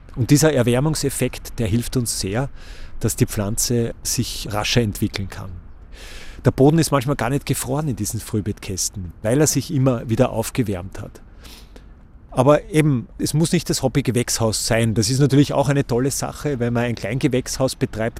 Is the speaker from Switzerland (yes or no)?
no; Austria; bei uns in Österreich